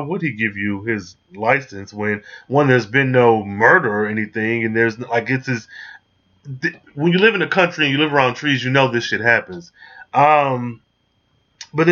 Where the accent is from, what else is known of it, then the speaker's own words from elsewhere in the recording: Michigan, United States; I'm being from Michigan